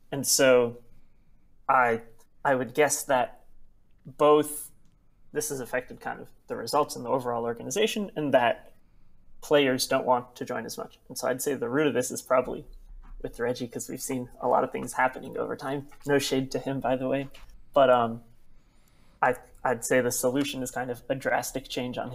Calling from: Pasadena, California, United States; Hi, I'm calling from Pasadena in California.

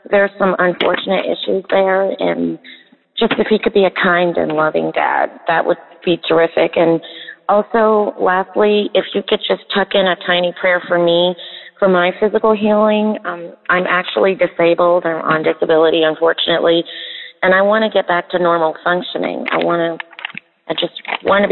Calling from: West Virginia, United States; I'm calling from West Virginia

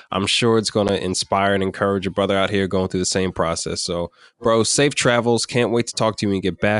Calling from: Dallas, Texas, United States; Um, Dallas, Texas.

